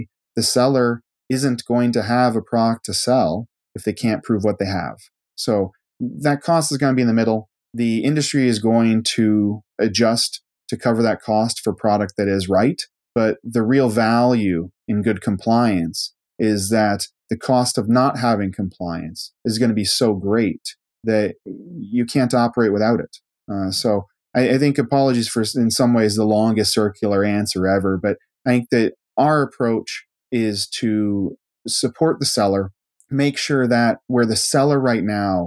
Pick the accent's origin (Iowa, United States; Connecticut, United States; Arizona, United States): Iowa, United States; moved away; also born or lived in Scotland; And I'm from a small town in Iowa. And so there's 26 kids in my high school class